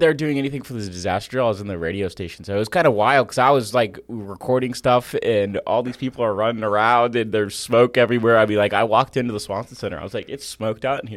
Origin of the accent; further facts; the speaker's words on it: Florida, United States; now in Nashville, United States; I did go back to my home state of Florida for a week